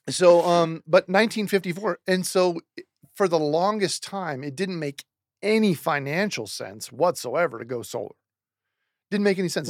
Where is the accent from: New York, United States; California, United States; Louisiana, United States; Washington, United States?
Washington, United States; Seattle; moved away; I'm from Seattle, Washington originally.